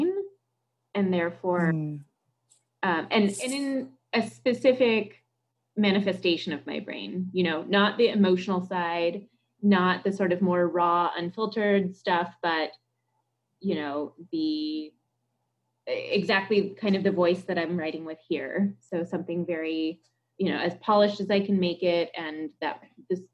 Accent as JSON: {"language": "English", "country": "United States", "said": "As an American and someone who had worked with Vietnam veterans"}